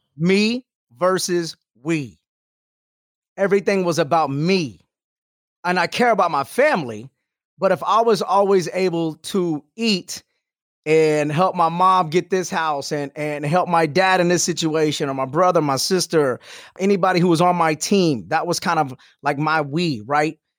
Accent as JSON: {"language": "English", "town": "Houston", "region": "Texas", "country": "United States", "tie": "born or raised there", "also_born_or_lived": "Albuquerque", "moved": "as an adult", "said": "Houston, that's my hometown"}